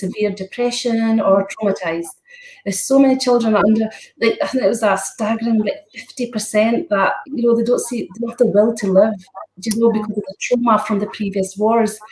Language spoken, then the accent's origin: English; Scotland, United Kingdom; I'm Scottish too